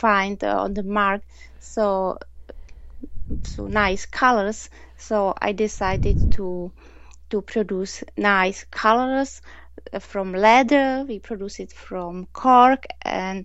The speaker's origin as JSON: {"language": "English", "region": "Prague", "country": "Czechia", "second_language": "English", "moved": "yes", "lives_now": "Nuremberg, Germany", "said": "I'm from Prague in Czech Republic. And now I live in Germany, in Nuremberg."}